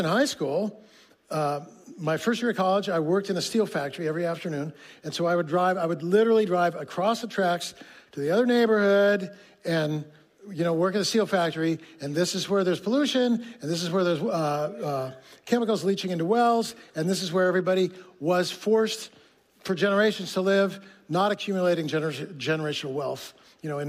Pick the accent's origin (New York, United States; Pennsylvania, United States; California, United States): California, United States; Fresno; my hometown, Fresno, California.